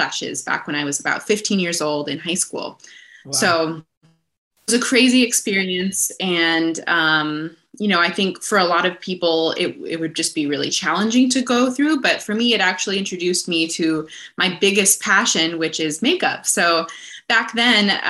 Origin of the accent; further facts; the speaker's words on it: northwestern Montana, United States; now in Los Angeles, United States; I'm from northwestern Montana, so kind of just a few hours south of the Canadian border. So I grew up in those incredible mountains up there